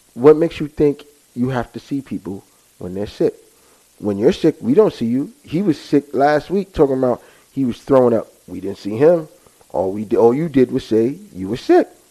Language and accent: English; United States; us as American people